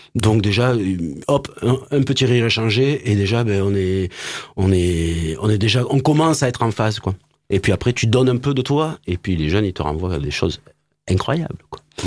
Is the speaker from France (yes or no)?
yes; Montpellier, Occitania, France; je suis né à Montpellier mon papa est né à Montpellier et il m'a amené au stade de la Mosson